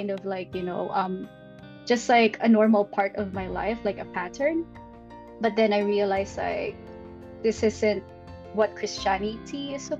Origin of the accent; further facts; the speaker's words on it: Philippines; English is a second language; also born or lived in Ibaraki, Japan; now in Tokyo, Japan; I'm from the Philippines and um, I currently live in Tokyo. I used to live in Ibaraki as well.